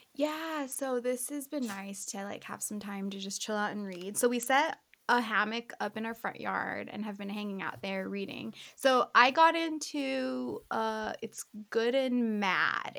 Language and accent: English; New Mexico, United States; moved away as an adult; also born or lived in Santa Fe, New Mexico / Orange County, California; now in Tucson, United States; I was born in Santa Fe, and then I grew up in like different areas of New Mexico